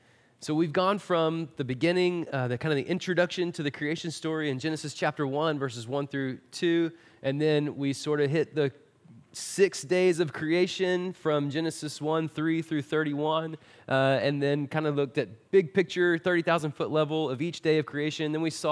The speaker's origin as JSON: {"language": "English", "town": "Marshall", "region": "Texas", "country": "United States", "said": "not only are we from Marshall, we're also from East Texas."}